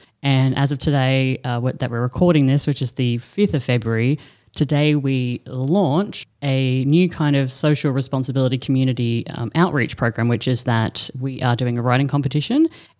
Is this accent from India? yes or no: no; Brisbane, Queensland, Australia; I'm from Brisbane. You've heard me say it a million times.